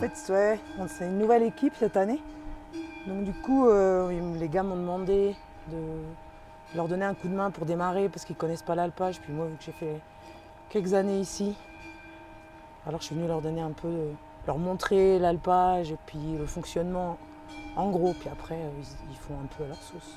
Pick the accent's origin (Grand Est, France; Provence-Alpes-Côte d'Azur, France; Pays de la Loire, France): Pays de la Loire, France; Vendée; moved away; Je suis en France, euh, de Vendée